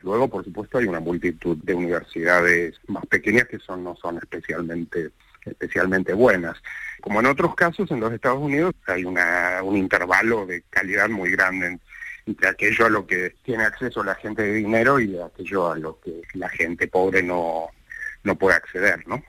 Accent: Rosario, Santa Fe, Argentina; moved away as an adult; now in New York, United States; me siento, por supuesto, rosarino, rosarino de siempre

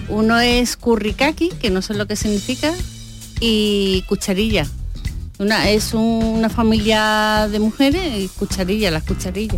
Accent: Benalup-Casas Viejas, Andalusia, Spain; Somos de Benalú, de Casa Vieja

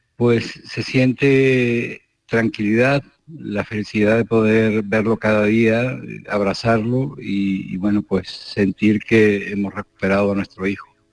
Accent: Spain; also born or lived in Kherson, Ukraine; Como español

